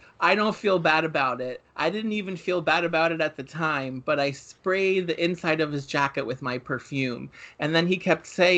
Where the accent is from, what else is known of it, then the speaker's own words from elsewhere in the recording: New York, United States; also born or lived in New Jersey; We're both Italian. We're both from New York.